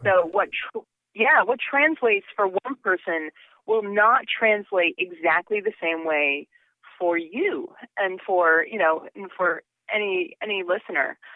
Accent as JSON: {"language": "English", "region": "Connecticut", "country": "United States", "tie": "born or raised there", "said": "I grew up in Connecticut"}